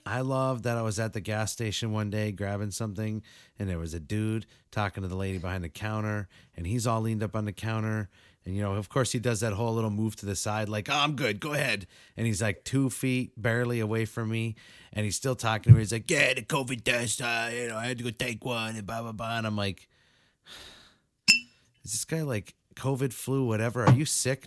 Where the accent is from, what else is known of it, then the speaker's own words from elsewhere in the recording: New England, United States; the snowstorm we just had out here in New England